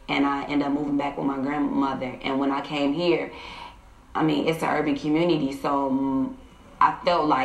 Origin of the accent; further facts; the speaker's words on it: Chicago, Illinois, United States; I grew up in the Cabrini Greens, which was a project, and it was the ghetto. So most people spoke Ebonics. I ended up coming to North Lawndale my freshman year, and I ended up moving back with my grandmother.